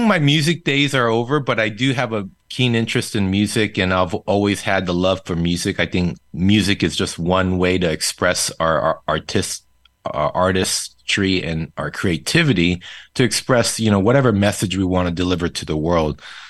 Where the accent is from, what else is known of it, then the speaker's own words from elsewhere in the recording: Seoul, South Korea; first language Korean; English is a second language; moved away as an adult; He was stationed overseas in Yongsan, Seoul, Korea for the longest. So I was really born and raised in Korea, Korean being my first language and then English being my second.